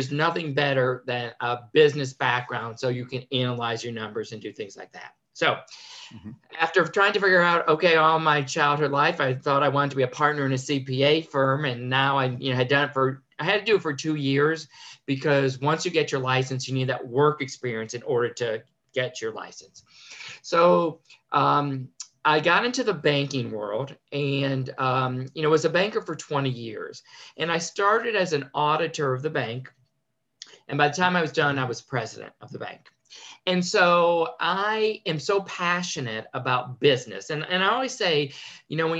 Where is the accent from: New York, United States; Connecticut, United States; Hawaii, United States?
Connecticut, United States; I was born and raised in Connecticut